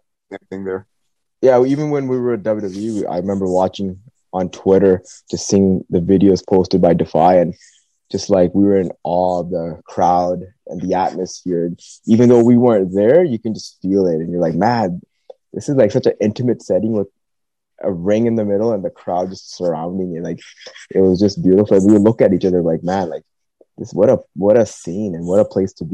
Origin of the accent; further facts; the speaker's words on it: Canada; growing up in Canada